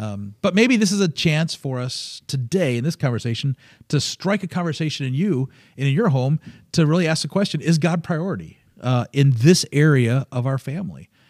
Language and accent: English; Michigan, United States; the Northern Bible Belt of Michigan, um, is, uh, is where I grew up